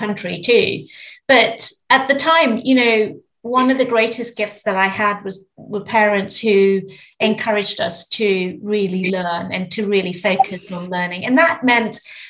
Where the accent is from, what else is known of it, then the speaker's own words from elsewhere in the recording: Zimbabwe; I was born in Zimbabwe and grew up with three older brothers